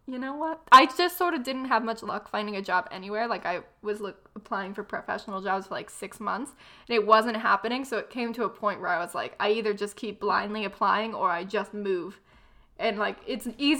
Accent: Loxahatchee, Florida, United States; also born or lived in Troy, New York; I'm from Loxahatchee

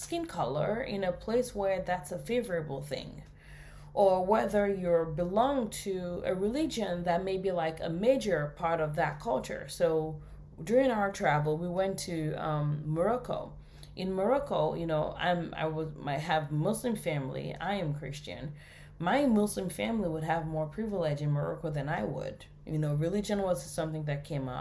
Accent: Nigeria; moved away as an adult; now in United States; I was born in Nigeria

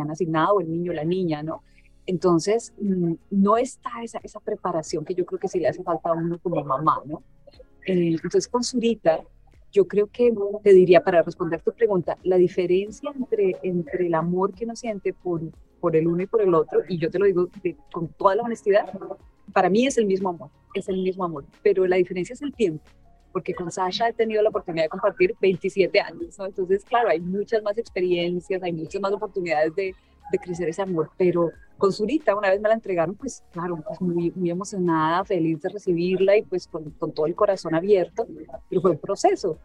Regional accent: Colombia; moved away; yo crecí en Colombia

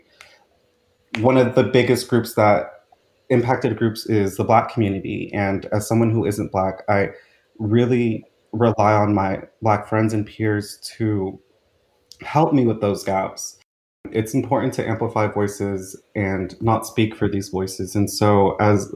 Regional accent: Sacramento, California, United States; was born and raised in South Sacramento

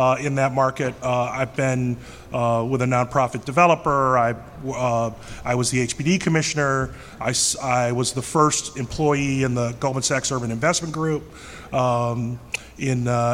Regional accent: Cleveland, Ohio, United States; moved away as an adult; now in New York, United States; I'm from Cleveland

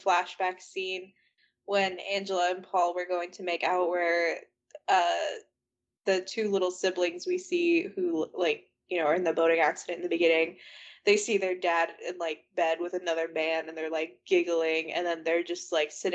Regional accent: United States; I'm an American

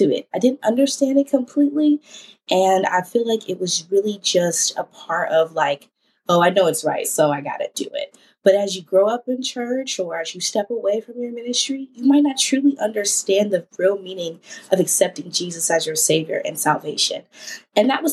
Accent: Ohio, United States; I am from the Ohio. Yes, Ohio, if you know me. And I am a 24-year-old journalist here in the Columbus area.

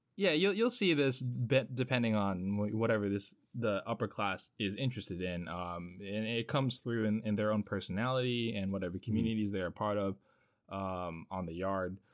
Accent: Hampton Roads area of Virginia, United States; I'm from the Hampton Roads area of Virginia, so uh, not a stranger to Navy life

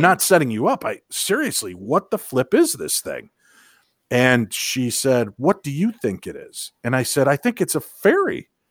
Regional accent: Illinois, United States; I grew up in Illinois, so I had seen lightning bugs before

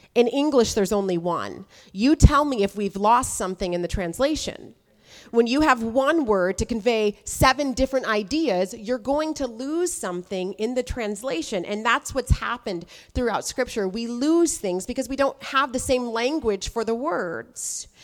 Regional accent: United States; now I'm American

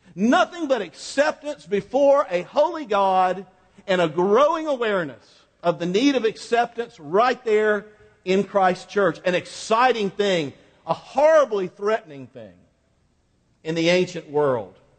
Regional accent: Quincy, Florida, United States; Highway, U.S. Highway 90 went right down the middle of Quincy, Florida

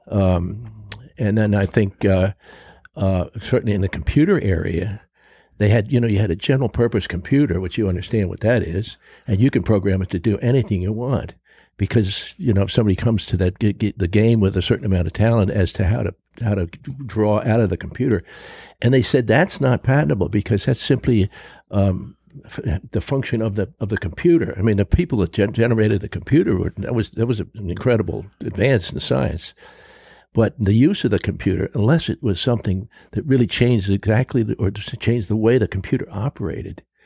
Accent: New York City, New York, United States; born or raised there; moved away; also born or lived in Buffalo, New York / Block Island

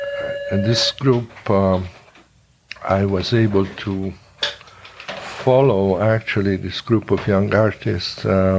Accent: Italy; born there; also born or lived in Hungary; I was born actually in Italy, but we kept going back quite often to Hungary.

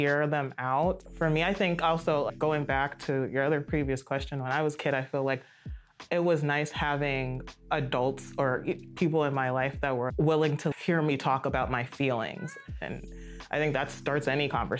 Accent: Silver Spring, Maryland, United States; I grew up in Montgomery County, Silver Spring, so it's very diverse

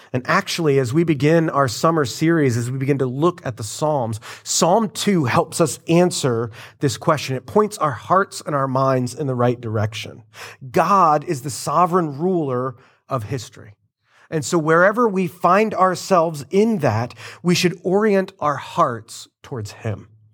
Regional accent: United States; us, uh, Americans

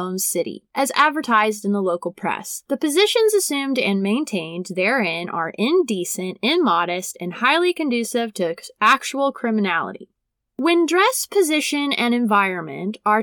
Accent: Brown County, Indiana, United States; my small hometown, Brown County, in Indiana.

